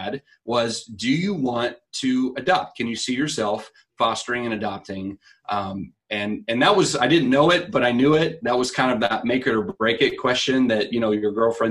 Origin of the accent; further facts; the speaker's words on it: Wichita, Kansas, United States; I grew up in Wichita